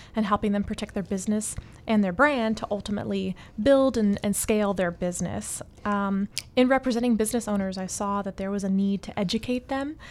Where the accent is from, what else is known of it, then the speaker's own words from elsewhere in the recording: Atlanta, Georgia, United States; moved away as an adult; also born or lived in Miami; I was born and raised in Atlanta. I came to Miami to study music.